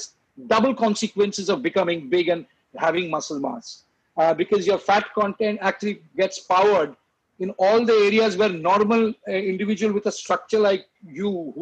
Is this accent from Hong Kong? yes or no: no; Kolkata, West Bengal, India; moved away as an adult; also born or lived in England; I'm a Bengali from Calcutta.